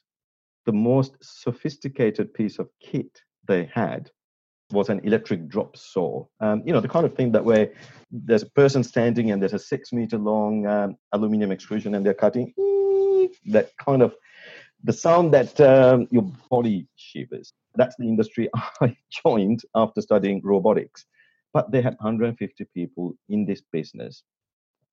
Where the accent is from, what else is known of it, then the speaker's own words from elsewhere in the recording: Sri Lanka; accent: a little bit of a British accent; moved away as an adult; now in Australia; I'm pretty much born and bred in Sri Lanka and came here to do my undergrad. And that was 25 years ago